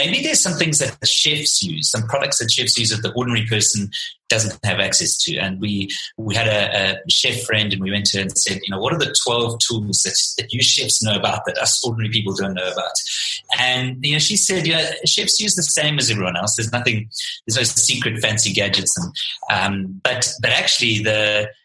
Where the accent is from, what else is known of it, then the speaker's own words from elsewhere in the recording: Pietermaritzburg, KwaZulu-Natal, South Africa; moved away as an adult; now in Cape Town, South Africa; I'm originally from Pietermaritzburg